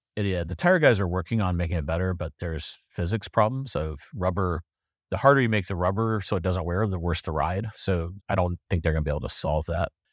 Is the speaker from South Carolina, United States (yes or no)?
yes; South Carolina, United States; now in Durham, United States; I'm from South Carolina, but, uh, I'm coming to you live from Durham.